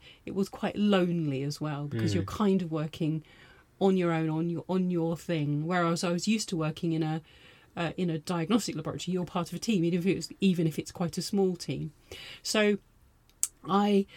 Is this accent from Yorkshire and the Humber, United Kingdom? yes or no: no; London, United Kingdom; moved away as an adult; also born or lived in Bristol / Liverpool / Manchester / Zimbabwe; now in Lewes, United Kingdom; I am a Londoner